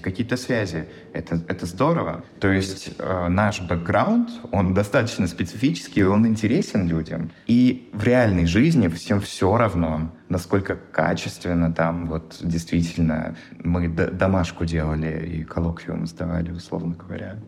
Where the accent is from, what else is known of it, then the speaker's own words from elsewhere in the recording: Russia; moved away as an adult; now in Seattle, United States; на моей работе то, что я из России